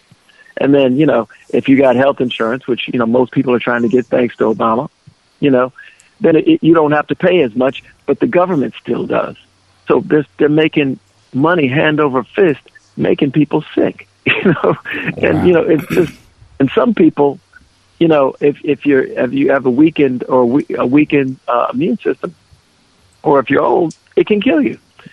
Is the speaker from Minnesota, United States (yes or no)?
yes; Minneapolis, Minnesota, United States; moved away; I grew up in North Minneapolis and it was a black community